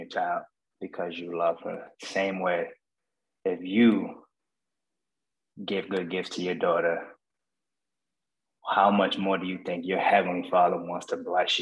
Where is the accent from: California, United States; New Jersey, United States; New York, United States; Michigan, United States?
New York, United States; New York City; moved away; also born or lived in Boston; I'm originally from Brooklyn, New York